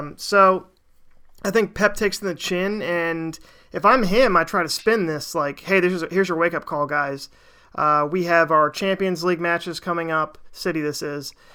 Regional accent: United States; being an American

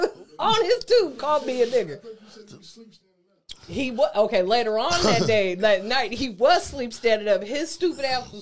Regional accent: Nigeria; Yeah, okay, but I'm hella Nigerian, too. I'm hella Nigerian.

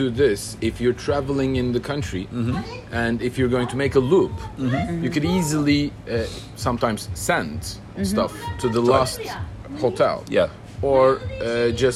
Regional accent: Bodrum, Muğla, Turkey; my hometown, Bodrum

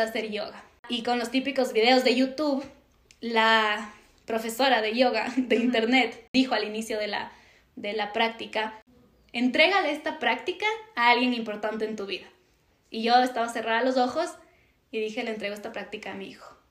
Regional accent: Ambato, Tungurahua, Ecuador; yo soy de Ambato

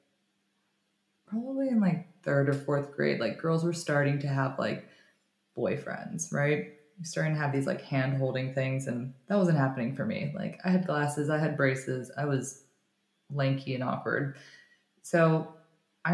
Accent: Florida, United States; also born or lived in New York; I was mostly growing up in Florida, and I would go to New York for the summertime

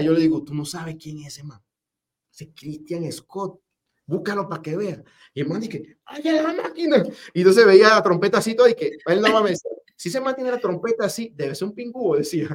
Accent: Penonomé, Coclé, Panama; also born or lived in Spain; en Penomé de donde yo nací

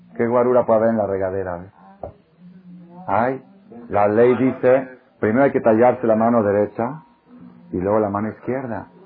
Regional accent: Israel; moved away; yo soy israelí

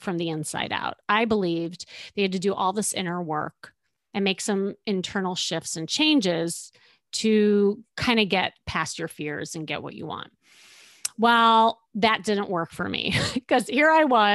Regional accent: Chicago, Illinois, United States; moved away as an adult; now in Los Angeles, United States; I'm still from Chicago

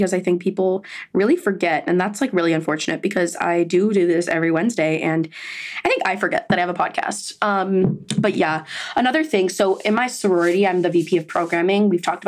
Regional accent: Miami, Florida, United States; I'm from Miami

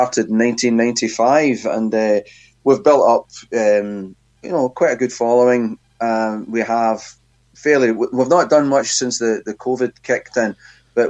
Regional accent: Glasgow, Scotland, United Kingdom; I grew up where indeed I still live, really, in Glasgow in Scotland

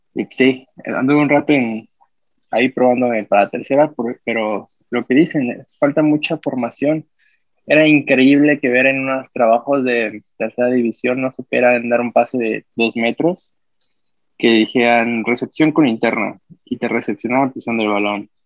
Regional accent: Mexico City, Mexico; también soy chilango, soy de acá de la ciudad

